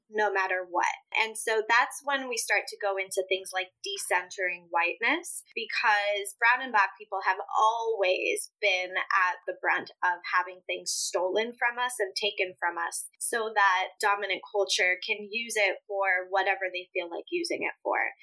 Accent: Midwest, United States; first language Spanish; English is a second language; also born or lived in Puerto Rico / upstate New York; particularly in the Midwest where we were living

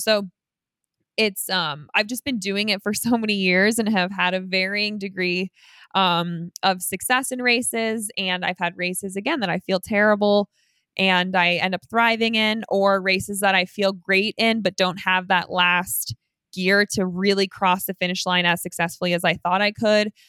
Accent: Colorado, United States; every year I do a five K race for a cancer charity in my hometown. The race is called Elk Run five K, and that is Instagram at Elk Run five K. And you can come meet me. It's at the end of September in Colorado

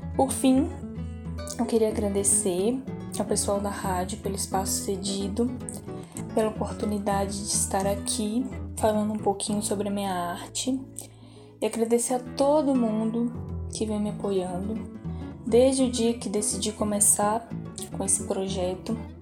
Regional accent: Ouro Preto, Minas Gerais, Brazil; tenho 18 anos, sou de Ouro Preto

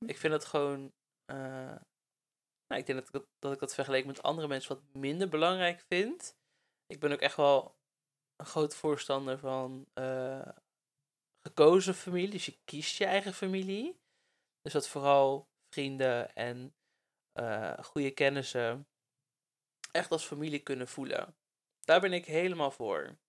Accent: Netherlands; moved away; also born or lived in Breda; ik kom natuurlijk uit de Bijbelbelt

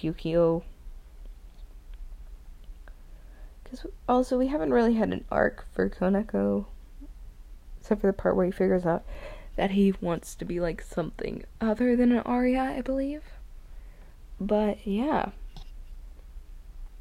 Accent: the South, United States; I'm from the South

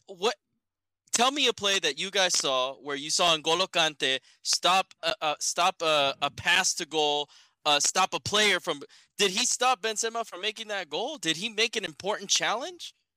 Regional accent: United States; as an American

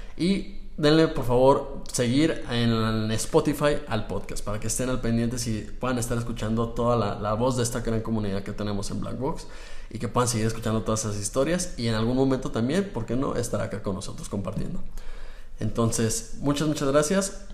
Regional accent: Mexico; nosotros acá como mexicanos

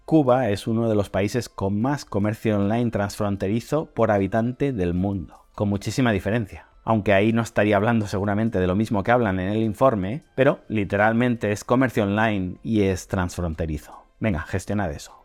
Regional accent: Spain; como español

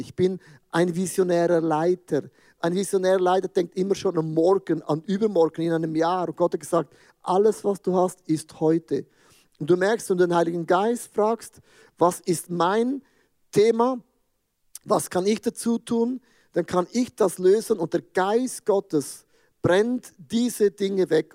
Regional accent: Switzerland; ich als Schweizer

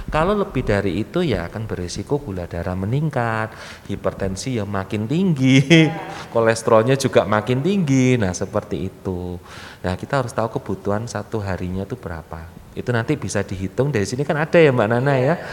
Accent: East Java, Indonesia; Uh, Ngapunten saya ini orang Jawa Timur.

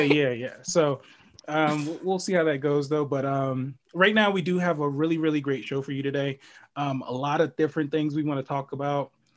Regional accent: New York City, New York, United States; moved away; I'm originally from the Bronx

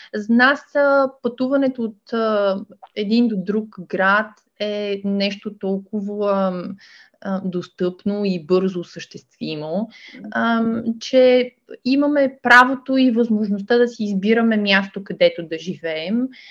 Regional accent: Ruse, Ruse Province, Bulgaria; moved away as an adult; Аз а, съм позиционирана в Русе. Това е моя роден град

